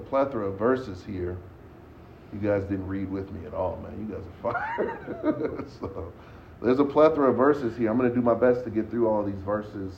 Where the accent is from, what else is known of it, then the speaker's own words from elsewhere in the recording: San Francisco, California, United States; I grew up in San Francisco, and my mom would always take us to the symphony